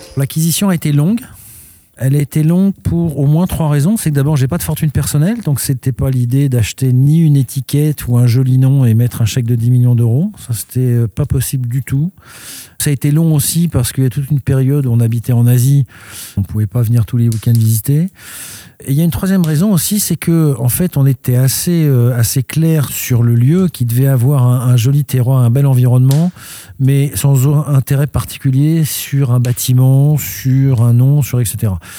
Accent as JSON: {"language": "French", "town": "Paris", "region": "Île-de-France", "country": "France", "tie": "born or raised there", "moved": "as an adult", "lives_now": "Gironde, France", "said": "je suis un étranger parce que je suis né à Paris, mais d'une mère suédoise à un père français"}